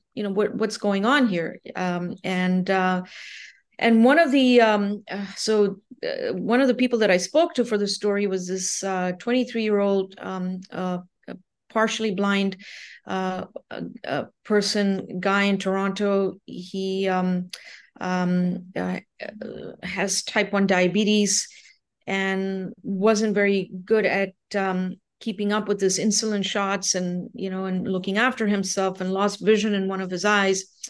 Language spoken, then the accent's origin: English; India; moved away as an adult; also born or lived in Nova Scotia, Canada / Ontario, Canada; now in Canada; I'm originally from India. Um, I, but I, um, came to Canada when I was uh, eighteen years old